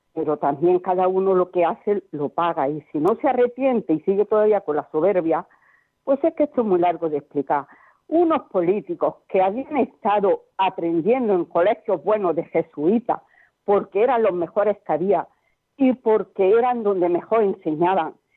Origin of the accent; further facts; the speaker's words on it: Córdoba, Andalusia, Spain; now in Barcelona, Spain; que yo estoy en Barcelona pero soy de Córdoba